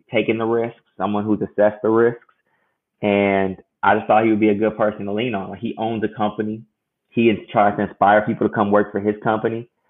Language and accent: English; Chicago, Illinois, United States; I'm uh, born and raised in Chicago